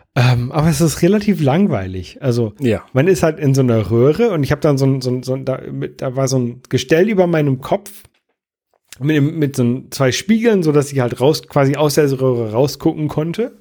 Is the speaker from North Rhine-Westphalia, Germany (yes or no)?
no; Jever, Lower Saxony, Germany; now in Buxtehude, Germany; wo ich ursprünglich herkomme, so aus dem Oldenburger Bereich, äh, Raum